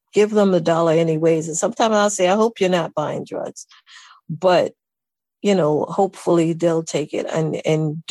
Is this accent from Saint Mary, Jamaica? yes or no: no; Saint Catherine, Jamaica; moved away as an adult; also born or lived in Kingston, Jamaica; now in United States; I was born in Kingston, but my maternal grandmother lived in St. Catherine. And I went to live with her when I was 9 years old